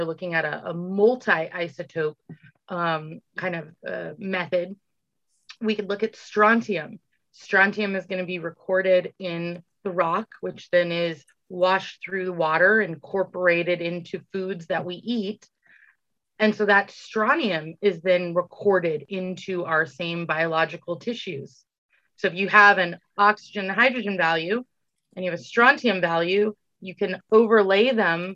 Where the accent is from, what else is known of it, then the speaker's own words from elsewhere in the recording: California, United States; moved away as an adult; also born or lived in Tennessee; now in Indiana, United States; I'm from California